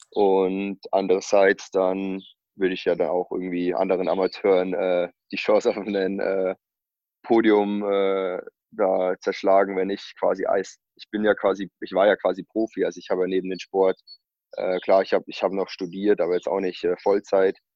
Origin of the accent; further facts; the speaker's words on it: Bavaria, Germany; Das ist so 15 Kilometer hier von meinem Heimatort entfernt, Walchsee, ähm, gleich über der österreichischen Grenze.